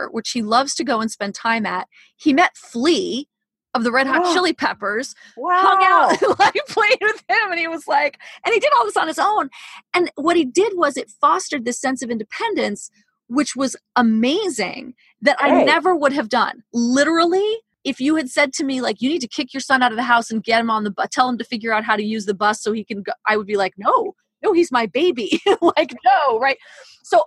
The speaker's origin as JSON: {"language": "English", "town": "New York City", "region": "New York", "country": "United States", "tie": "born or raised there", "said": "when I was 14, I grew up in New York City."}